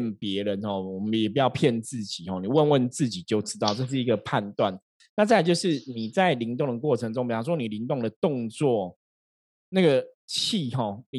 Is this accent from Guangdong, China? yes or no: yes; Shenzhen, Guangdong, China; 因为我们深圳的人都超铁齿的哈，大家知道吗？我们深圳人，我们我们是会打破砂锅问到底哈，包括我自己都是这样子哈。